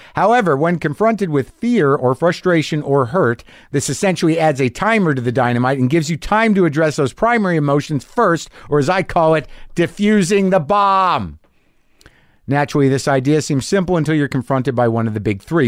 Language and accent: English; Albuquerque, New Mexico, United States; moved away; my hometown of Albuquerque, New Mexico